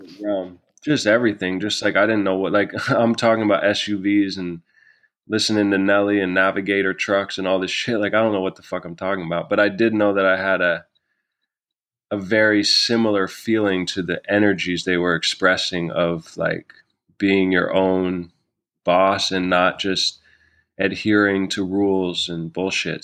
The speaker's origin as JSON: {"language": "English", "town": "New York City", "region": "New York", "country": "United States", "tie": "born or raised there", "also_born_or_lived": "Vancouver", "moved": "as an adult", "said": "I grew up in New York City with her most of my life."}